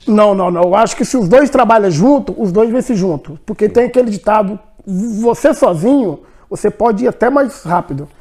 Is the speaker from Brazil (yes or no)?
yes; Espírito Santo, Brazil; moved away as an adult; also born or lived in Curitiba; now in Belgium; eu sou, eu sou de Espírito Santo, né? Eu vim de uma. É, uma zona rural